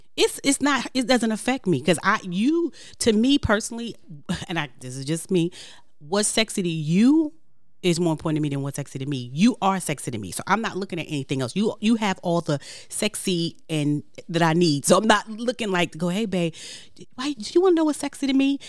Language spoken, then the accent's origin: English; New York City, New York, United States; I'm from Brooklyn, so I talk with my hands.